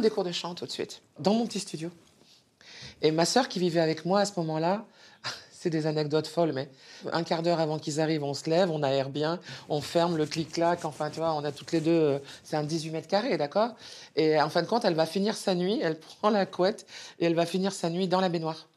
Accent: Montélimar, Auvergne-Rhône-Alpes, France; moved away as an adult; also born or lived in Paris; j'ai 11 ans, je suis de Montélimar

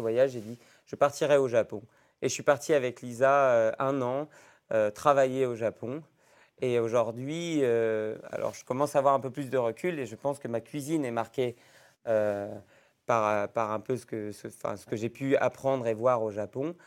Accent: Roanne, Auvergne-Rhône-Alpes, France; moved away as an adult; now in Iguerande, France; je suis né à Rouen il y a maintenant euh, bientôt 30 ans

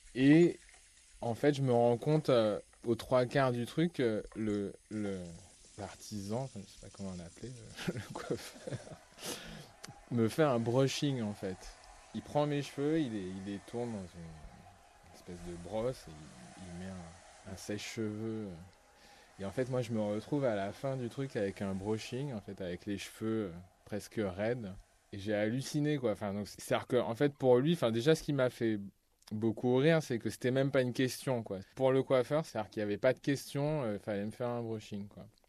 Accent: Martinique; j'ai grandi en Martinique

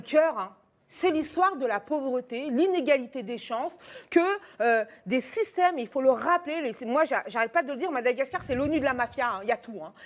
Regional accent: France; nous, en tant que Français

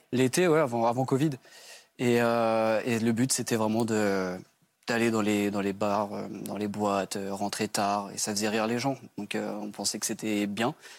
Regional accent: Brittany, France; j'ai 27 ans et j'ai grandi en Bretagne.

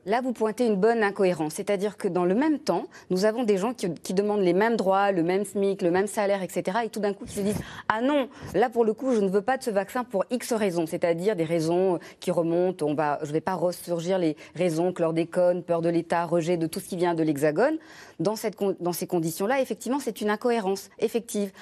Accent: Réunion; Je suis réunionnaise.

